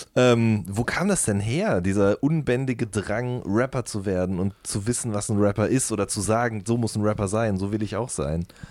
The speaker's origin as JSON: {"language": "German", "area": "Ruhr area", "region": "North Rhine-Westphalia", "country": "Germany", "said": "Ich komme aus dem Pott"}